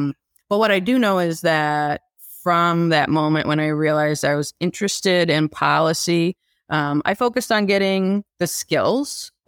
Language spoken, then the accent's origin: English; Midwest, United States; Ultimately, I know I'm a Midwesterner.